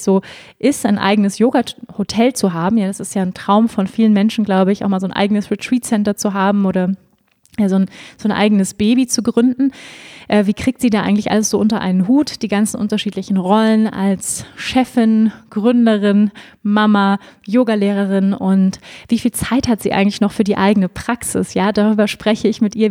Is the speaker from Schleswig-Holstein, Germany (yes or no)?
yes; Schleswig-Holstein, Germany; now in near Munich, Germany; Ich bin ja auch in Schleswig-Holstein groß geworden.